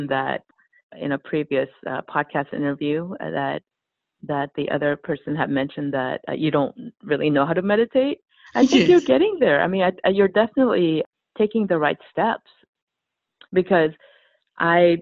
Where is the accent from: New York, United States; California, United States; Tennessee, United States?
California, United States; Los Angeles; I grew up in Los Angeles, so there are plenty of yoga studios